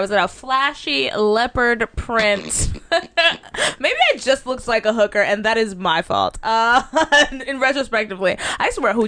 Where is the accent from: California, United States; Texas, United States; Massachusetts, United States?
Texas, United States; Dallas; I'm a bird from Dallas